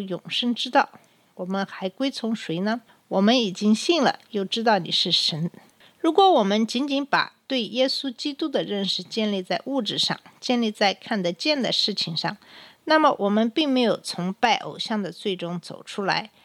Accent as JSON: {"language": "Chinese", "country": "China", "said": "按照我们中国人的传统"}